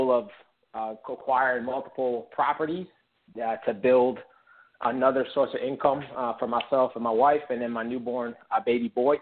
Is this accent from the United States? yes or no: yes; Connecticut, United States; moved away as an adult; also born or lived in Rhode Island / Boston / North Carolina / Colorado; So I grew up in Connecticut. I spent most of my life all my life in New England, but most of it was in Connecticut